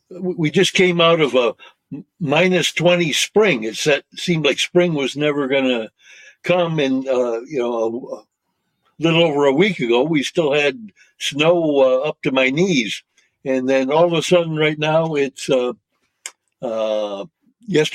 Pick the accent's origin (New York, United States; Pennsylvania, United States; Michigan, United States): Michigan, United States; Royal Oak; also born or lived in Detroit, Michigan; now in Saskatchewan, Canada; I was born in Detroit, Michigan, and grew up just north of the city boundaries of Detroit in Royal Oak, Michigan